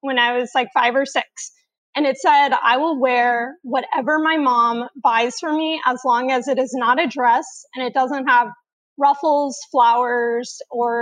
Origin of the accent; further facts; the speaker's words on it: Houston, Texas, United States; moved away as an adult; now in Boston, United States; I am born and raised in Houston, Texas, and I have lived there my entire